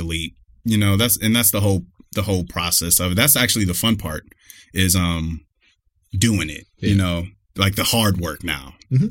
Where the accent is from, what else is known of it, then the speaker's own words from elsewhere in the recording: Cleveland, Ohio, United States; born and raised in Cleveland, Ohio. Been here my whole life